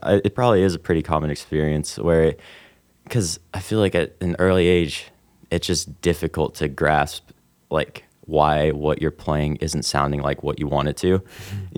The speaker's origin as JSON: {"language": "English", "town": "Evansville", "region": "Indiana", "country": "United States", "tie": "born or raised there", "also_born_or_lived": "Robinson, Illinois / Utah", "said": "I moved to Evansville uh, when I was about eight and I've lived here ever since."}